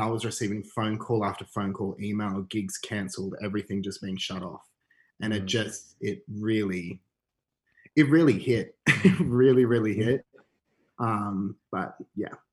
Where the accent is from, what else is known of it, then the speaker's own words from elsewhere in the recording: Canberra, Australian Capital Territory, Australia; I grew up in Canberra actually